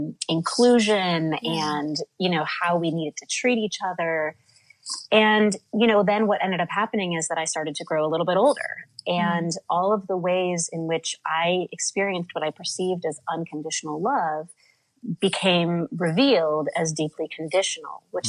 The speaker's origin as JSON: {"language": "English", "region": "Midwest", "country": "United States", "tie": "born or raised there", "moved": "yes", "lives_now": "New York City, United States", "said": "I live in New York City now, but I grew up in the Midwest"}